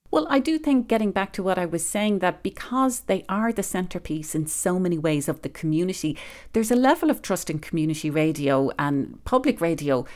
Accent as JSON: {"language": "English", "country": "Ireland", "moved": "as an adult", "lives_now": "Colorado, United States", "said": "I'm originally from Ireland"}